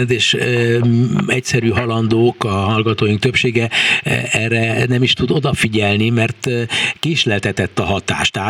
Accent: Hungary; mi magyarok vagyunk

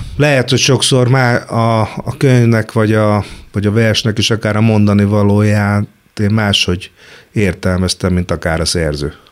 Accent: Kecskemét, Bács-Kiskun, Hungary; moved away as an adult; now in Budapest, Hungary; én Kecskeméti voltam, lesz hittem, hogy Kecskemétről soha nem jövök

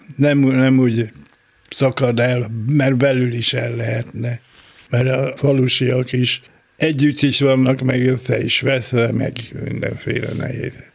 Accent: Iszkáz, Veszprém County, Hungary; also born or lived in Tapolca; Az első a szülőhelyem

